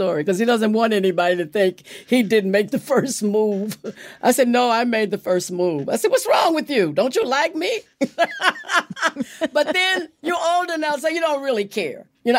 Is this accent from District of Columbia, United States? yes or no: no; Los Angeles, California, United States; moved away as an adult; now in Rockland County, New York, United States; I was born and raised in Los Angeles.